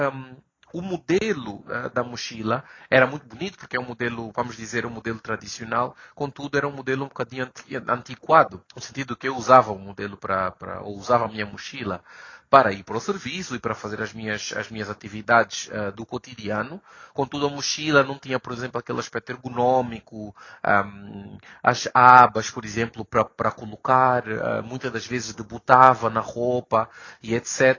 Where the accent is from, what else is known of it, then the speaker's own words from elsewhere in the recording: Luanda, Luanda Province, Angola; moved away as an adult; now in Morocco; Sou angolano, luandense